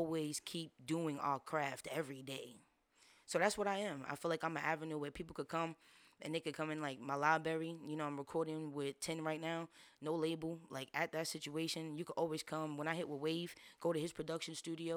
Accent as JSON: {"language": "English", "town": "New York City", "region": "New York", "country": "United States", "tie": "born or raised there", "moved": "as an adult", "lives_now": "Orlando, United States", "said": "I'm born and raised in New York City. I came out to Orlando the last 3.5 years."}